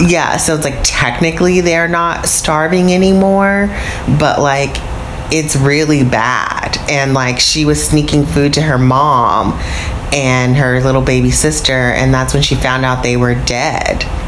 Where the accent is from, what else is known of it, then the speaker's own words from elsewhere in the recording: United States; I'm American